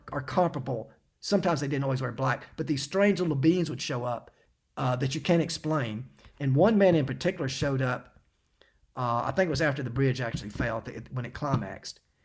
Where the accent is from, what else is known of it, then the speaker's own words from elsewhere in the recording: Knoxville, Tennessee, United States; moved away; I was actually back in Knoxville. I'd come back home uh, to visit my parents